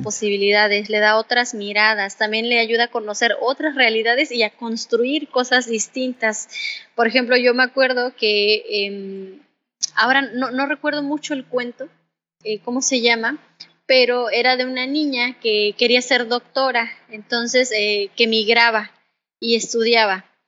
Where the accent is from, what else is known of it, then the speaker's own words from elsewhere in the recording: Caballo Rusio, Mixteca Alta, Oaxaca, Mexico; also born or lived in Mexico City; now in Tijuana area, Mexico; nací en la comunidad de Caballo Rusio, eh, que está como a tres horas y media de terracería de Tlaxiaco, perteneciente a la Mixteca Alta en el estado de Oaxaca